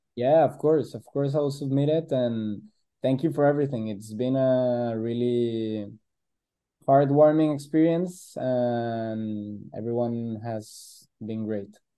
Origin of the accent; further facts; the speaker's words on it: Guadalajara, Jalisco, Mexico; we're on the west side of Mexico, we're from Guadalajara